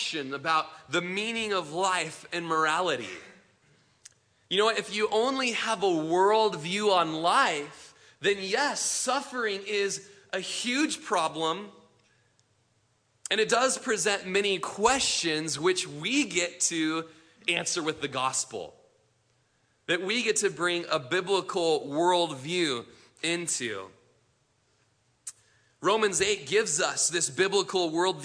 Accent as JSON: {"language": "English", "country": "United States", "said": "being Americans, but having in addition the fact that we're Christians"}